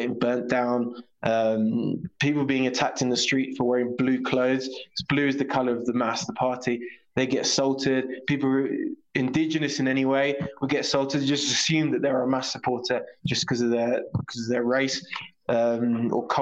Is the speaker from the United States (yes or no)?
no; United Kingdom; now in La Paz, Bolivia; I lived here in La Paz till I was five, and then we went to the UK, and I've lived there for most of our life since then.